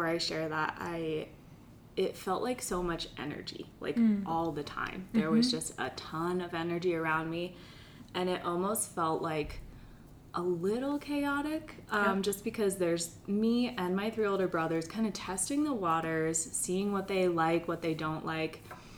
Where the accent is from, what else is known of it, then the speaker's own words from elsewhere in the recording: Pennsylvania, United States; I grew up in Pennsylvania, and I grew up with three older brothers